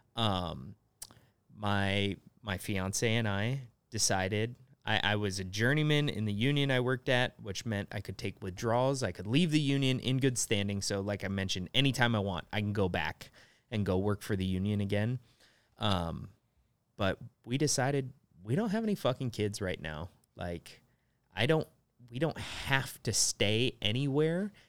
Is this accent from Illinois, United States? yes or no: no; Nebraska, United States; moved away as an adult; also born or lived in South Korea; everyone in Nebraska has a truck, but I didn't have one